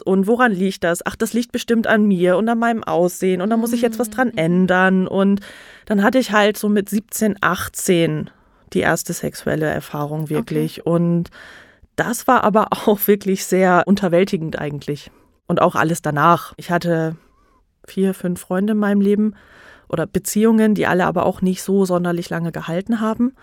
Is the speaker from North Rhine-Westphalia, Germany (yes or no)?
yes; North Rhine-Westphalia, Germany; now in Nuremberg, Germany; ich komme ursprünglich auch aus NRW, dem mhm. schönen NRW, wohne in Nürnberg jetzt